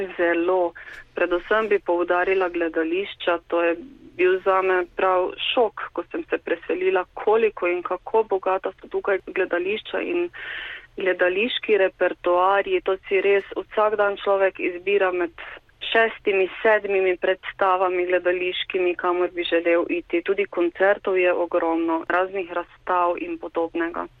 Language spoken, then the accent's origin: Slovenian; Slovenia; moved away as an adult; now in Brno, Czech Republic; Slovenci smo